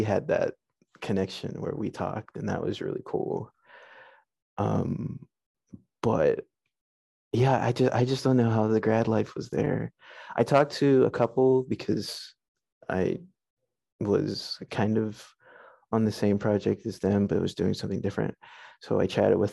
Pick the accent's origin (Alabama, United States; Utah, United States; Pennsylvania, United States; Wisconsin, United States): Pennsylvania, United States; Pittsburgh; I grew up in Pittsburgh